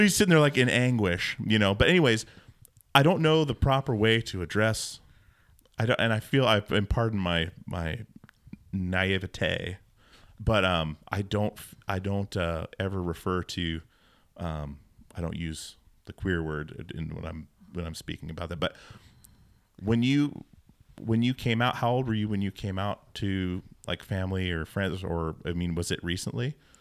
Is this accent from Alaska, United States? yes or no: yes; Alaska, United States; I grew up in a Mormon household in Alaska